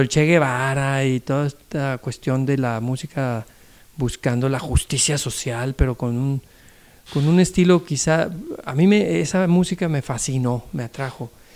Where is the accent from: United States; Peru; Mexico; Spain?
Mexico; Acapulco, Guerrero; also born or lived in Nuevo Laredo, Tamaulipas; allá en Acapulco, que es donde me crié. Yo nací en Nuevo Laredo, Tamaulipas, pero me crié en Acapulco